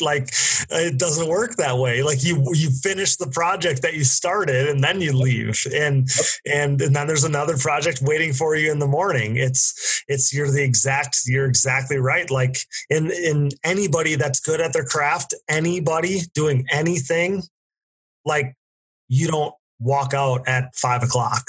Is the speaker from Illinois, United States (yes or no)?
no; Wisconsin, United States; I'm from the Midwest, I'm from Wisconsin